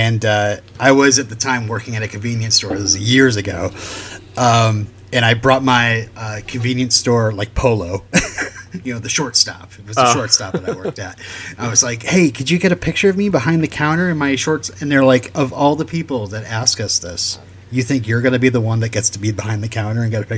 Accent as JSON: {"language": "English", "region": "Vermont", "country": "United States", "said": "I'm from Vermont"}